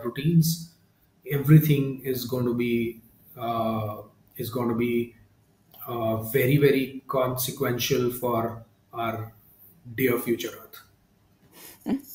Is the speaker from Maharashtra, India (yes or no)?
yes; Mumbai, Maharashtra, India; I come from Mumbai, India